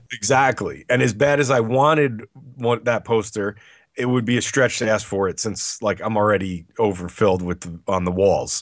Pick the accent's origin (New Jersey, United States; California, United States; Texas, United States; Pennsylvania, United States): New Jersey, United States; it was in my home state